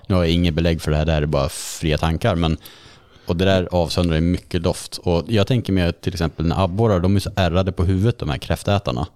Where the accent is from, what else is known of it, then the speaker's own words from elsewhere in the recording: Karlsborg, Västra Götaland, Sweden; Jag dök mycket i Vättern när jag var uppvuxen i Karlsborg